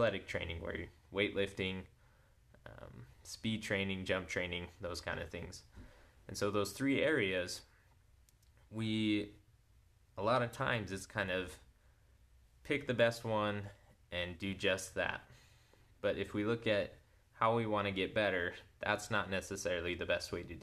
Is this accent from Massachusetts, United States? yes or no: no; Layton, Utah, United States; I grew up in Layton, Utah